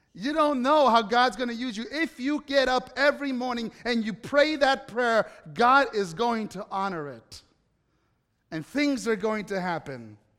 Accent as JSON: {"language": "English", "country": "Italy", "tie": "born or raised there", "moved": "yes", "said": "growing up in Italy"}